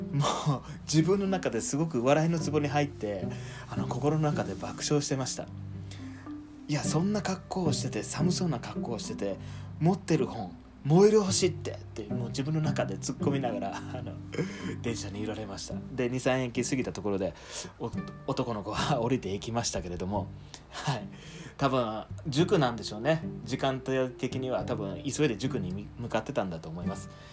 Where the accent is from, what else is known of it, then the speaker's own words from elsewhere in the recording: rural Fukuoka, Japan; moved away as an adult; also born or lived in Saitama / Tokyo; 福岡の田舎の方の出身